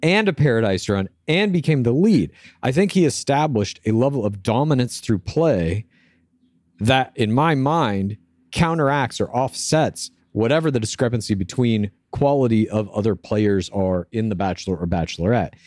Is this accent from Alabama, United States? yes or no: no; Los Angeles, California, United States; I would say my hometown is Los Angeles.